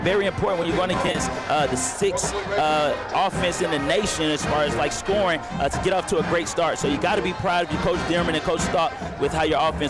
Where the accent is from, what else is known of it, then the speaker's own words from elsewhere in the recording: Miami, Florida, United States; that's my hometown, you know, favorite team, University of Miami